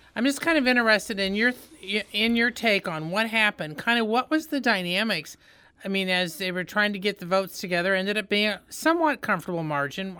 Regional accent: Indiana, United States; now in Missouri, United States; I'm from Indiana

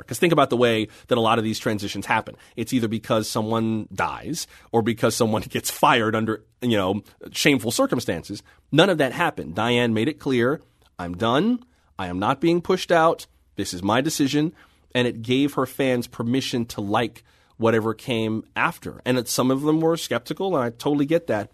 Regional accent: Florida, United States; also born or lived in San Francisco; now in Washington, D.C., United States; I'm from Florida by way of San Francisco

